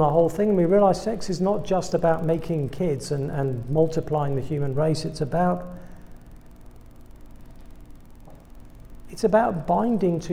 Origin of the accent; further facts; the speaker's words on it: England, United Kingdom; accent: British; moved away as an adult; now in United States; I'm British. You probably picked that one up by now. That was not a South Dakota accent you've been hearing this evening. I'm from England